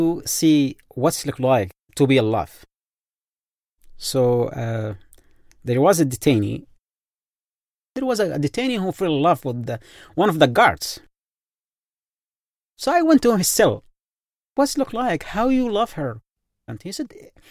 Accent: Yemen; English is a second language; moved away as an adult

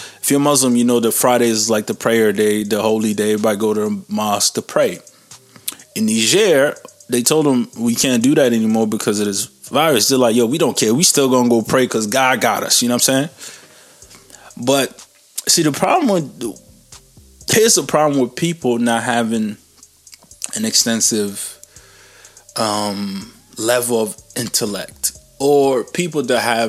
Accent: Canada; I'm Canadian

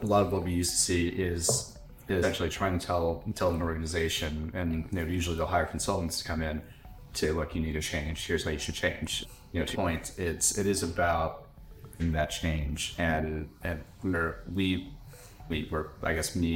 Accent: United States; I'm American

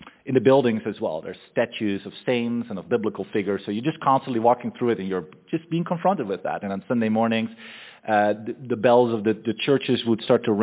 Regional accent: Netherlands; moved away as an adult; also born or lived in Austria; I'm originally from the Netherlands. I lived there all my life until I was 21

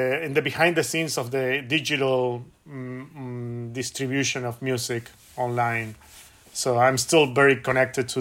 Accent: Buenos Aires, Argentina; moved away as an adult; also born or lived in San Francisco / Los Angeles; now in Oakland, United States; I was born and raised in Buenos Aires, but I've been living in California for 20 years now

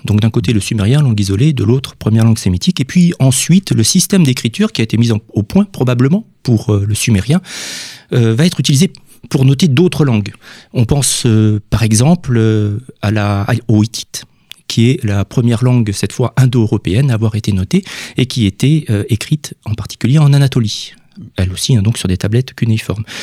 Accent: Villefranche-de-Rouergue, Occitania, France; je viens de Villefranche-de-Rouergue

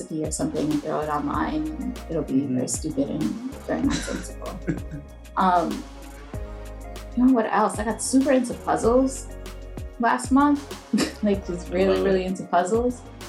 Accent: New York City, New York, United States; I'm from the Bronx, New York.

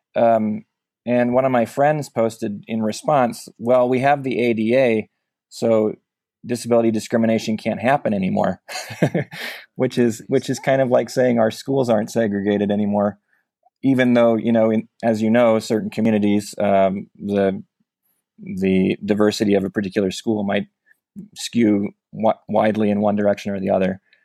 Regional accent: Omaha, Nebraska, United States; moved away as an adult; now in California, United States; growing up in Omaha

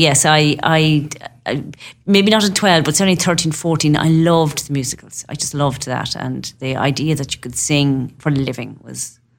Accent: Longford, Ireland; moved away as an adult; also born or lived in Maynooth / Dublin; now in Limerick, Ireland; I'm originally from Longford, and I went to college in Maynooth, and I did a degree in music, a BA in music and history.

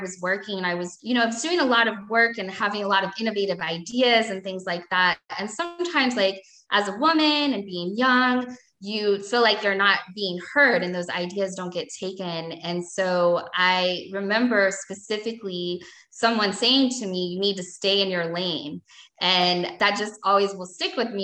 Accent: Louisville, Kentucky, United States; I moved back to my hometown in Louisville

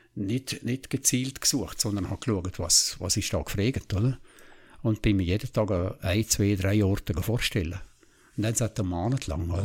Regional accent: Liechtenstein; ich bin im Wangerberg draußen aufgewachsen

